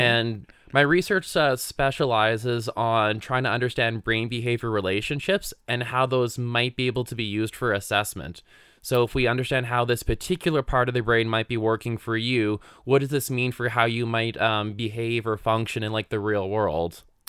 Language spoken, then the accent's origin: English; Canada; moved away as an adult; now in Utah, United States; I grew up in the Otasquin area